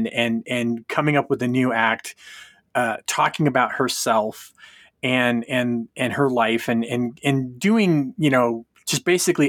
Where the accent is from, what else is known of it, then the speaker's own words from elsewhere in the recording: Fresno, California, United States; I grew up in Fresno.